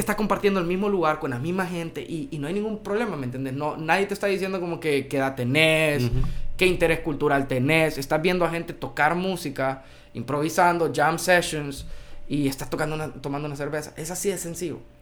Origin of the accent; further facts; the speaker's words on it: Honduras; yo soy hondureño